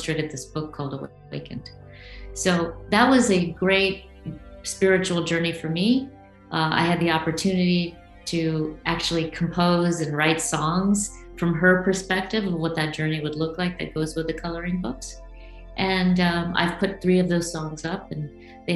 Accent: India; I come from India

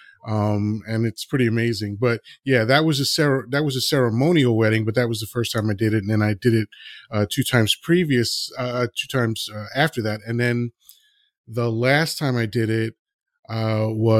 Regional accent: New York City, New York, United States; also born or lived in Dominican Republic; I was raised and grew up in Washington Heights, New York City, which was like the roughest neighborhood in New York City

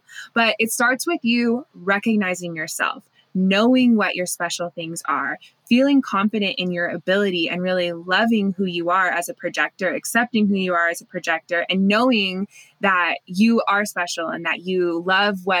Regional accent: United States; growing up in Lake Tahoe with like the forest

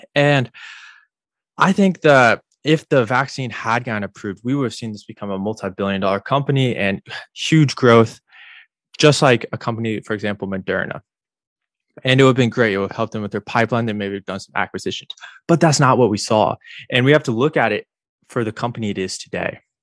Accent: Illinois, United States; now in Florida, United States; I grew up in Illinois

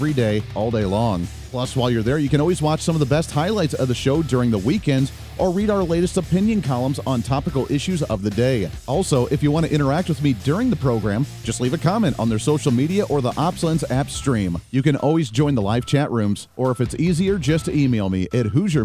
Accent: Kansas, United States; I'm from Kansas. I'm in right in the middle of the country here. And I like the way we do things in Kansas

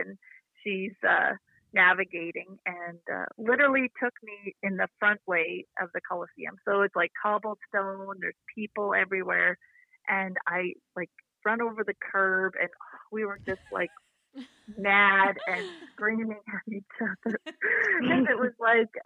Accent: Saskatchewan, Canada; we're from Saskatchewan

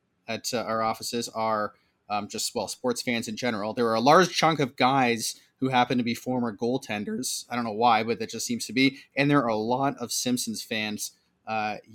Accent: Canada; a Canadian guy like ourselves

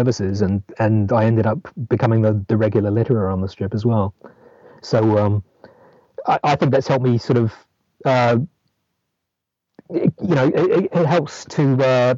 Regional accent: New Zealand; moved away as an adult; now in London, United Kingdom; I grew up in New Zealand

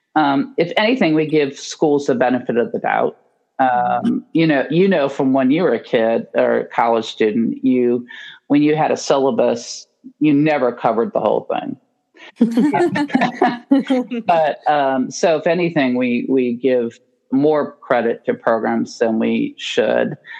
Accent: Indiana, United States; moved away as an adult; now in Baltimore, United States; I grew up in Indiana.

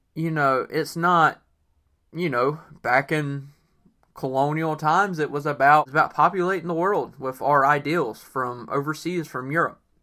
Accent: North Carolina, United States; the Cherokee tribe is from my state. Um, I actually am part Cherokee, and I feel like most people in North Carolina, for the most part, are part Cherokee.

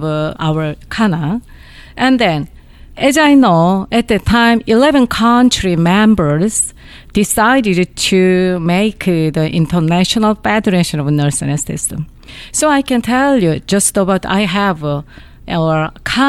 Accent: South Korea; I'm from Korea.

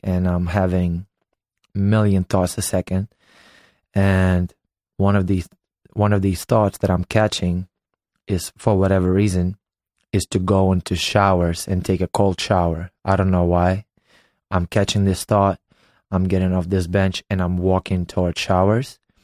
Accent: Ukraine; English is a second language; moved away as an adult; also born or lived in United States; now in Los Angeles, United States; I was born and raised in Ukraine

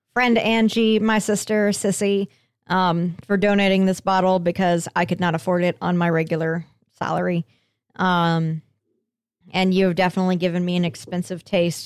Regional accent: Colorado, United States; moved away; my home state of Colorado

